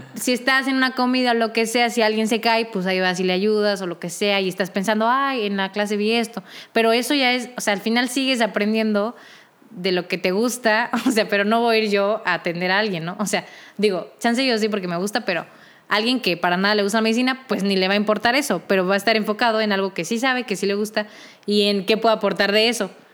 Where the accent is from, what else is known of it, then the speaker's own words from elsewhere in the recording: Querétaro, Mexico; moved away as an adult; now in Mexico City, Mexico; Yo que soy de la ciudad de Querétaro, me mudé también a la ciudad de México para poder estudiar esto